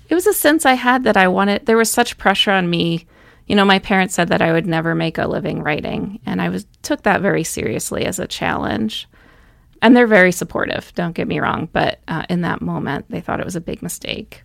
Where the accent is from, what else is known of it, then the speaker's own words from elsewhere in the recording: Dover, Massachusetts, United States; also born or lived in Duxbury, Massachusetts; now in Missoula, United States; I grew up outside of Boston, Massachusetts